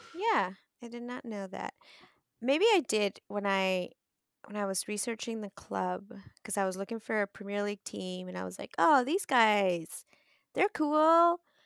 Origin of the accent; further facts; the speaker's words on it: Southwest, United States; moved away; I'm from the Southwest